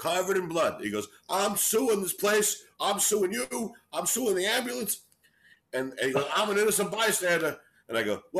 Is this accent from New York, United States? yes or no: yes; New York City, New York, United States; moved away as an adult; also born or lived in Brooklyn, New York; now in Los Angeles, United States; I was born in Brooklyn, and I was raised in Queens.